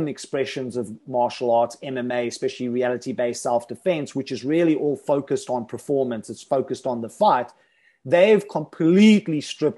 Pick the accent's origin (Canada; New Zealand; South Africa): South Africa; when I was growing up in South Africa